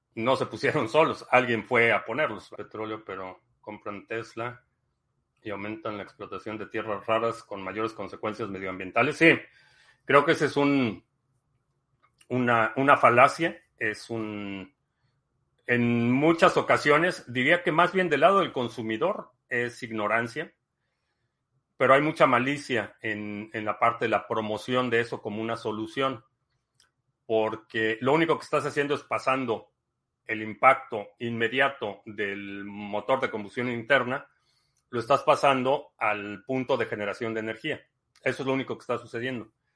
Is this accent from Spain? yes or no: no; Mexico; crecí, crecí en México